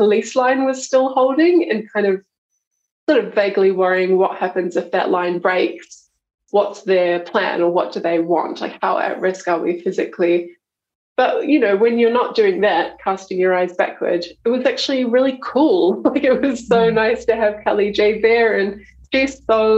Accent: Taupo, Waikato, New Zealand; now in Melbourne, Australia; I'm a Kiwi. Yep. I grew up in Taupo.

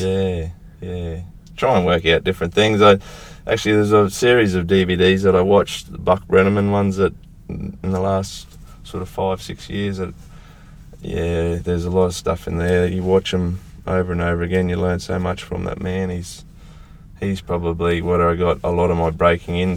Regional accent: north of Rockhampton, Queensland, Australia; north of Rocky, on a place I was about 150 k's north of Rocky

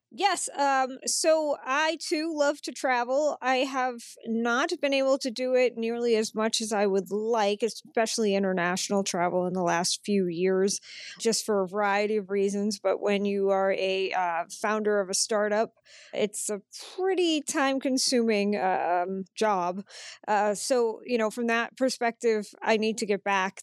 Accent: Massachusetts, United States; now in Chicago, United States; I grew up in Massachusetts

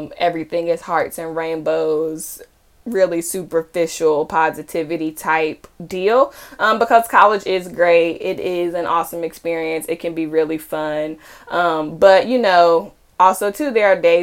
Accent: Charlotte, North Carolina, United States; moved away as an adult; now in Connecticut, United States; I am originally from Charlotte, North Carolina, and I went to undergrad and grad school in the Carolinas

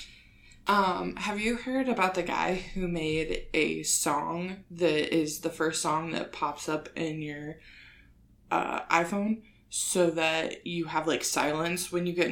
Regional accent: Woodhull, Illinois, United States; I am from Woodhall, Illinois. I was born and raised there

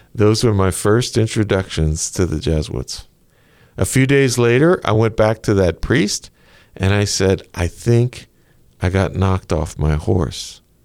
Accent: Diocese of Lafayette, Louisiana, United States; now in New Orleans, United States; I grew up in the Diocese of Lafayette

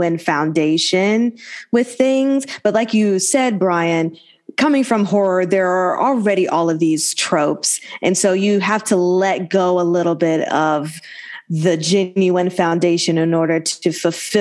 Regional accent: Alabama, United States; moved away; growing up in the South, Terrence and I in Alabama

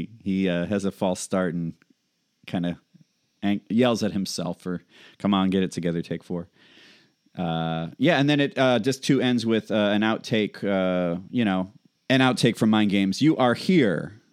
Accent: Chicago, Illinois, United States; I love that. I'm from Chicago.

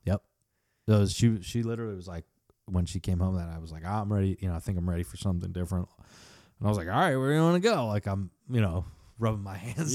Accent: Michigan, United States; moved away; I grew up in Michigan.

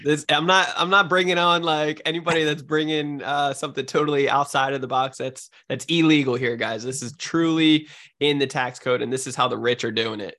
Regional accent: New Jersey, United States; now in San Diego, United States; I'm from New Jersey originally, but I, I live out in San Diego, California.

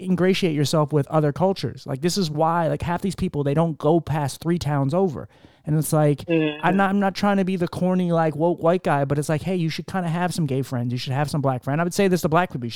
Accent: Philadelphia, Pennsylvania, United States; moved away; I'm from Philly

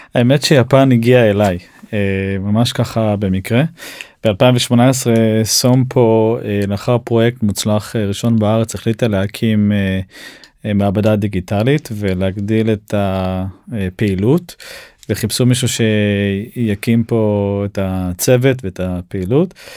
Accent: Israel; אנחנו ישראלים

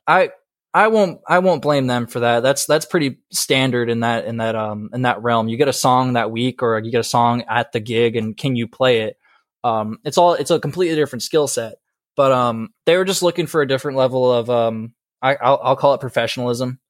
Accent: Marco Island, Florida, United States; moved away; also born or lived in Georgia; I'm originally from Southwest Florida, uh, about, like, two hours south of Fort My-, or no, an hour south of Fort Myers, uh, in a little town called Marco Island

